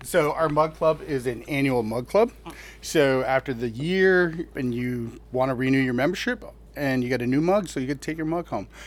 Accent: Hawaii, United States; moved away as an adult; now in Deerfield, United States; I'm originally from Hawaii

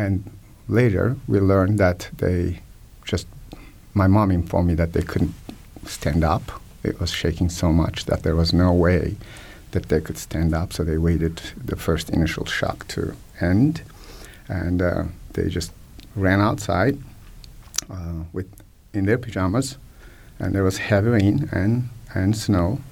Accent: Kahramanmaraş, Turkey; now in Bloomington, United States; the epicenter is actually my hometown

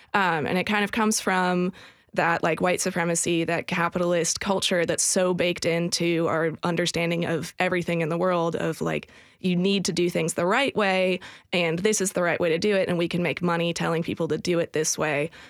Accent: outside San Francisco, California, United States; now in Nashville, United States; early in my life, I grew up outside San Francisco

